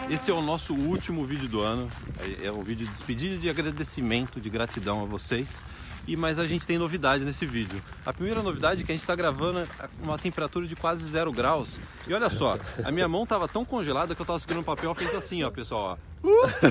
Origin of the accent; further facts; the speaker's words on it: Brazil; now in Canada; eu amo o Brasil porque eu nasci no Brasil, não tem como remover as lembranças de infância do Brasil